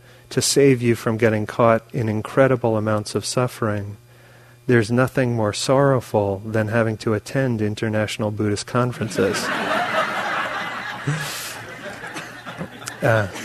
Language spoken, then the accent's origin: English; New York, United States; moved away; also born or lived in California; I grew up in New York, and I was in California at the time, but I grew up there.